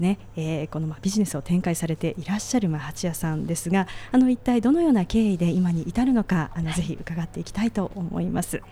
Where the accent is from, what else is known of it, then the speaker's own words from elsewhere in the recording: Yokohama, Kanagawa, Japan; 実は私も横浜出身で